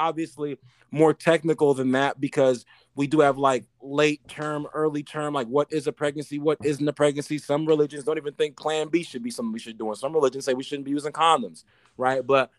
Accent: New York, United States; Bro, watch when I play, I'm from New York.

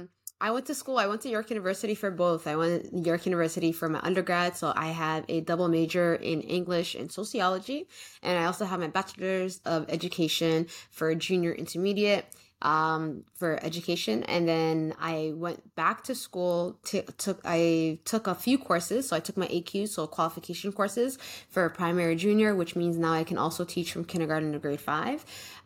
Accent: Canada; I am Somali Canadian, so my parents immigrated from Somalia from the war in 1990, I believe.

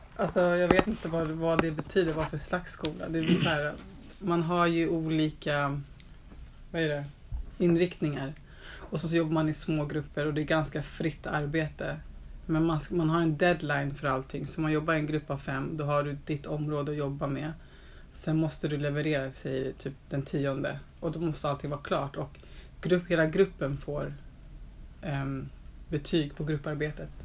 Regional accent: Stockholm, Stockholm County, Sweden; also born or lived in Östberga, Stockholm; Jag är uppvuxen i Telefonplan

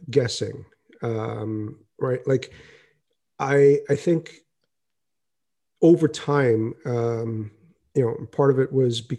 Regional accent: United States; moved away as an adult; now in India; I'm more American than I am Indian. Prior to moving to India, I always thought of myself as being Indian first and American second

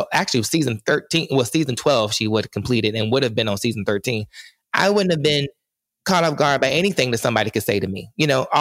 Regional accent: North Carolina, United States; I am from North Carolina

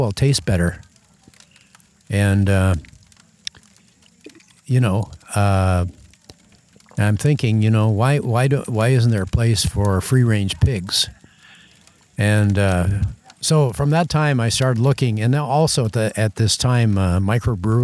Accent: Thornton, Iowa, United States; I'm from Thornton, Iowa.

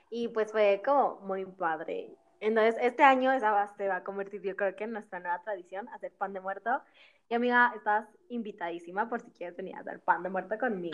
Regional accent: Mexico; Ceci y yo somos de México

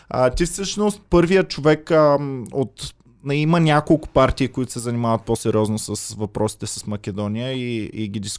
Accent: Stara Zagora, Stara Zagora Province, Bulgaria; От Стара Загора.

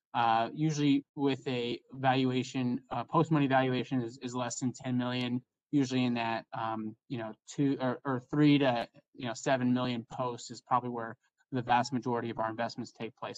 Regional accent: Indiana, United States; moved away as an adult; now in Chicago, United States; I'm from Indiana originally and went to school at the University of Chicago. Have stayed in Chicago ever since

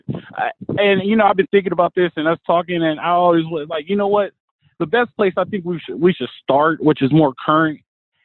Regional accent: Los Angeles, California, United States; I grew up in South Central Los Angeles, pretty much around the corner from USC

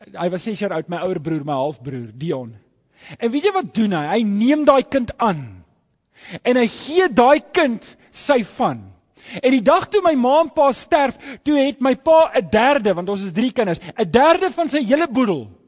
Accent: South Africa; as ek my paspoort oopmaak ja dan sit daai foto ek's 'n Suid-Afrikaner

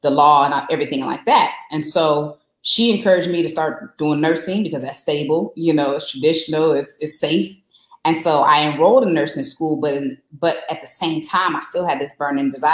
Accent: Glendale, Arizona, United States; also born or lived in Maryland; Born and raised in Phoenix, Glendale, Arizona

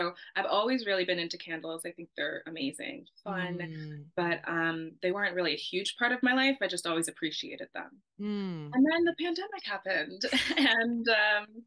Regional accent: California, United States; I grew up in California, not too far from the beach

